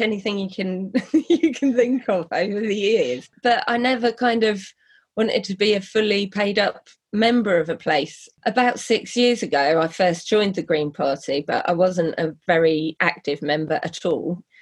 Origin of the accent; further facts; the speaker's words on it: Norfolk, East of England, United Kingdom; now in London, United Kingdom; I grew up in Norfolk